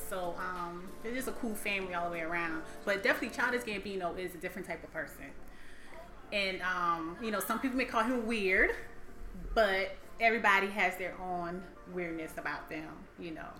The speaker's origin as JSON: {"language": "English", "region": "the South", "country": "United States", "tie": "born or raised there", "said": "I grew up in the South"}